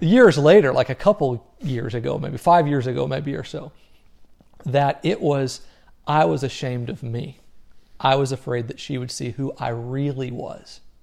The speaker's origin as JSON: {"language": "English", "region": "Southern Missouri", "country": "United States", "tie": "born or raised there", "said": "I grew up in Southern Missouri."}